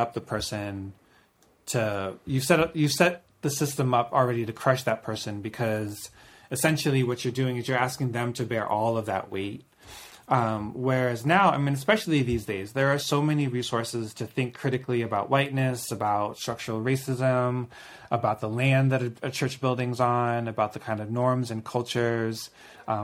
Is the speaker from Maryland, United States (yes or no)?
yes; Maryland, United States; growing up in Maryland